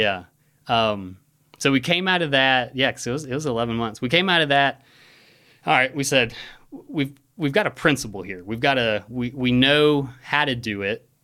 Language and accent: English; Hoover, Alabama, United States; also born or lived in Bluff Park, Alabama; I grew up in Hoover, uh, Rachel and I live in Bluff Park now